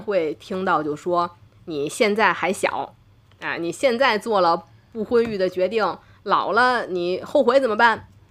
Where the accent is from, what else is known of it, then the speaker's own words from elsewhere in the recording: Tianjin, China; 我是天津人